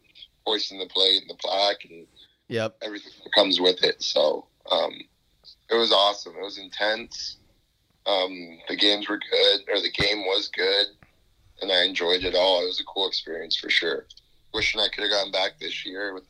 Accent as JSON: {"language": "English", "town": "Las Vegas", "region": "Nevada", "country": "United States", "tie": "born or raised there", "moved": "as an adult", "lives_now": "Arizona, United States", "said": "When I was growing up in Vegas"}